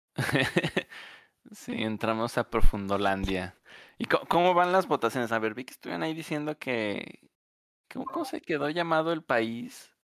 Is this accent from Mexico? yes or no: yes; Mexico; como mexicano